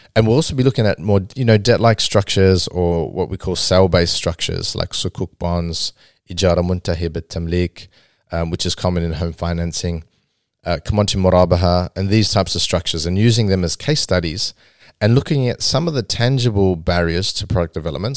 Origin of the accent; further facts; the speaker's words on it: Australia; growing up in Australia and growing up in the West